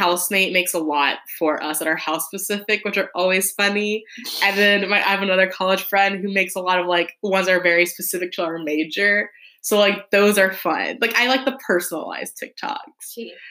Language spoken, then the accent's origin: English; Texas, United States; they grew up in Michigan, I grew up in Texas, but, like, we still were living the same life.